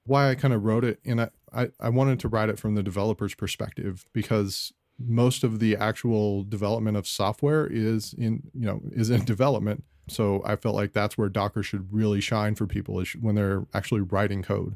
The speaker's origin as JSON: {"language": "English", "town": "Scottsdale", "region": "Arizona", "country": "United States", "tie": "born or raised there", "said": "I'm from Scottsdale, Arizona, uh, grew up here in Arizona"}